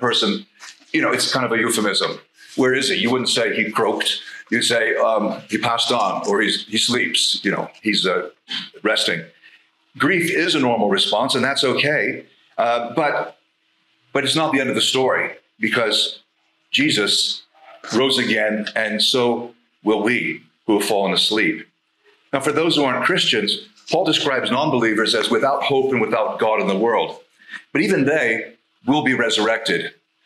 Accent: United States; now in Scotland; in my country, my home country, and Canada are where 80% of the world's tornadoes are.

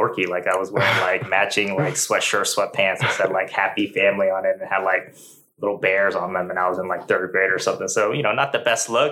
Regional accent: Washington, Maryland, United States; moved away as an adult; also born or lived in Shanghai, China / Chicago; now in Oklahoma, United States; I grew up primarily in the East Coast. Yeah, we pretty much lived in Washington, D.C. suburbs, Maryland, for the most part

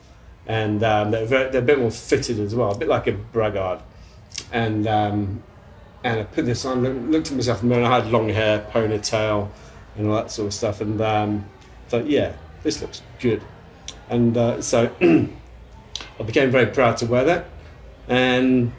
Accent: Leicestershire, East Midlands, United Kingdom; moved away as an adult; also born or lived in London, United Kingdom / Melbourne, Australia; now in Port Douglas, Australia; I was brought up in Leicestershire in England

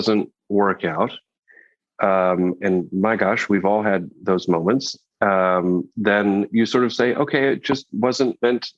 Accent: Canada; moved away as an adult; now in New York, United States; I'm from Canada originally. I feel like I'm an honorary New Yorker after 16 years

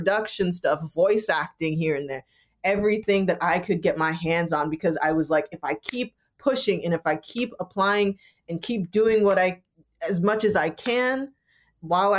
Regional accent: Bay Area, California, United States; I am originally from the Bay Area. I'm Jamaican American. I'm first gen. I was born here

